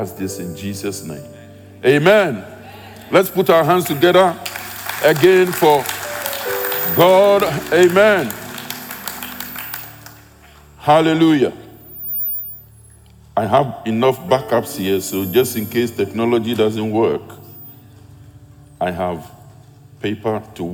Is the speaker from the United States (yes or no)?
no; Ghana; now in United Kingdom; I'm a Ghanaian by birth, living in the UK